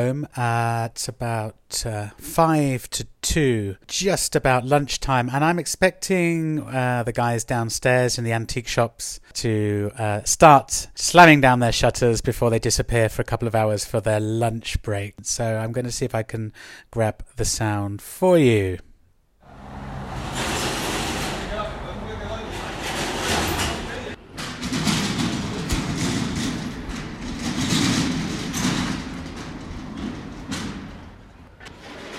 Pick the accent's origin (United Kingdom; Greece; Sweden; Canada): United Kingdom; now in Spain; me being a Brit